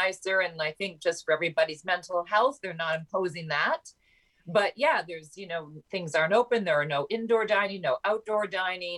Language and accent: English; Canada; My home country